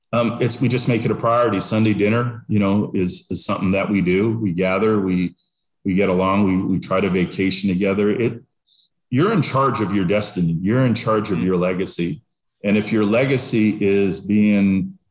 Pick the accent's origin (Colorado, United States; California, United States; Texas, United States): Texas, United States; now in Delaware, United States; I'm from Texas